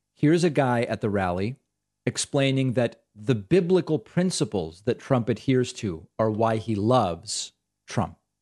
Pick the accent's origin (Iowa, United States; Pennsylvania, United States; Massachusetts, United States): Massachusetts, United States; I grew up in Massachusetts.